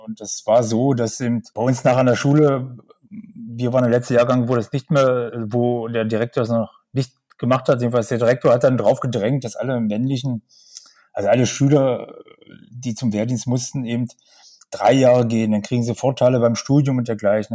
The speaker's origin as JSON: {"language": "German", "area": "a small village 40 km from Magdeburg", "region": "Saxony-Anhalt", "country": "Germany", "tie": "born or raised there", "moved": "as an adult", "lives_now": "Magdeburg, Germany", "said": "Ich bin nicht in Magdeburg geboren. Ich lebe jetzt in Magdeburg. Ich bin aufgewachsen in einem kleinen Dorf, 40 Kilometer von Magdeburg."}